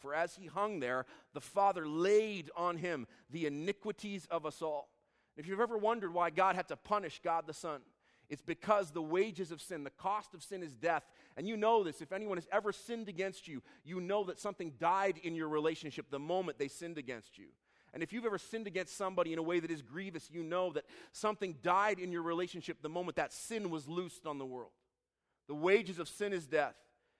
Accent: Israel; I grew up in Israel. My parents would take us to the shepherd's fields in Bethlehem every Christmas Eve.

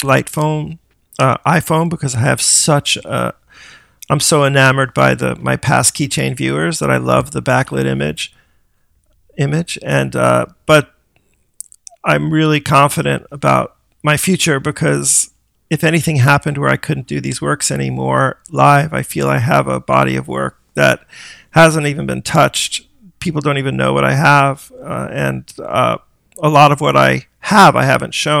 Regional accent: South Fallsburg, New York, United States; born or raised there; also born or lived in Middletown, New York / Brooklyn, New York; now in Suffern, United States

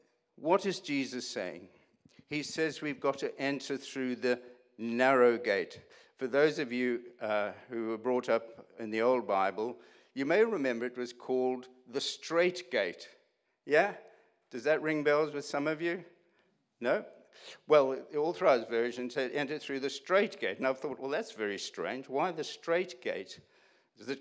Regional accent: South Africa; I grew up in South Africa, went to university in South Africa.

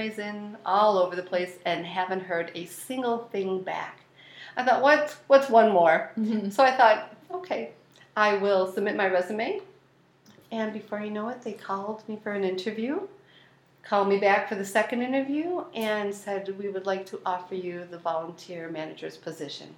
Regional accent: Elma, New York, United States; I grew up in Elma

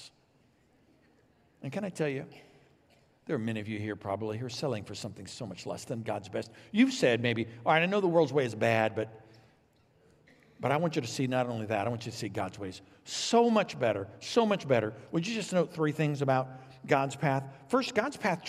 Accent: Illinois, United States; also born or lived in Texas; Vicki and I grew up here in Illinois, but we moved to Texas for seminary

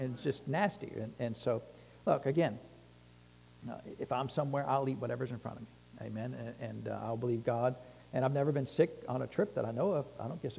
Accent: Texas, United States; If you're from Texas, you know, no offense intended, but I'm from Texas, you know.

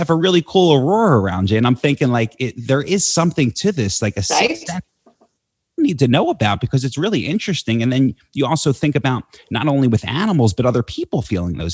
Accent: New Jersey, United States; I grew up in New Jersey around Philadelphia.

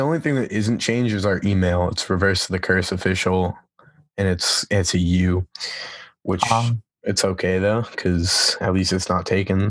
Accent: Massachusetts, United States; Massachusetts. Did I say that right? I sound like I had a lisp.

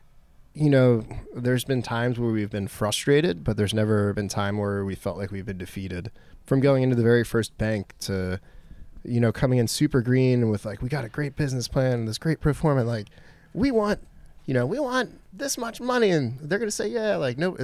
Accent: Anne Arundel County, Maryland, United States; we're both from Anne Arundel County. We're both from here

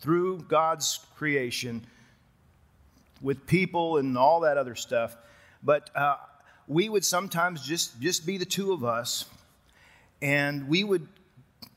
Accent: West Texas, United States; moved away as an adult; also born or lived in Colorado; I grew up in West Texas

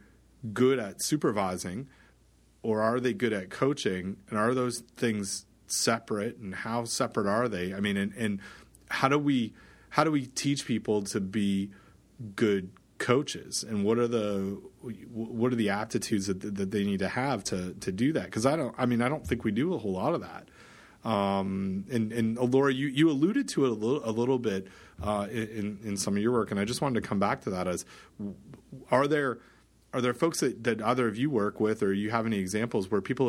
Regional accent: Canada; I'm Canadian

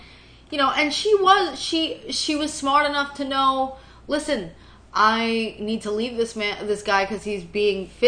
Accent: New York City, New York, United States; I grew up in Brooklyn.

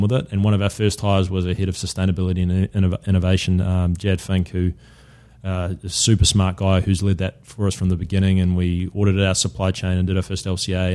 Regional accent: New Zealand; moved away as an adult; also born or lived in London, United Kingdom; now in United States; as a Kiwi to be able you know with a business based here to be able to go back to New Zealand

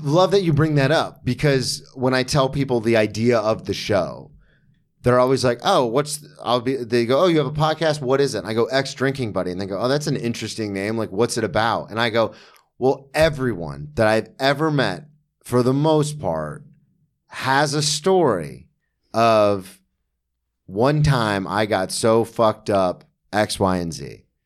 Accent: Florida, United States; I grew up in Florida

